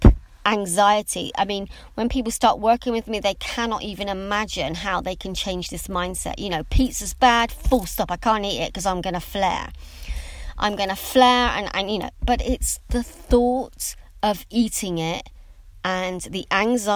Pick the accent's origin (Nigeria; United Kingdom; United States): United Kingdom; England; for me being English